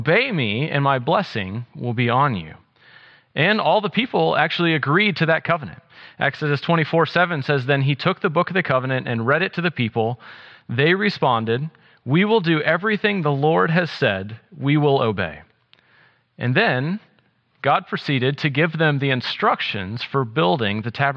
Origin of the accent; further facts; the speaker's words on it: South Carolina, United States; moved away as an adult; also born or lived in Wisconsin; I grew up in South Carolina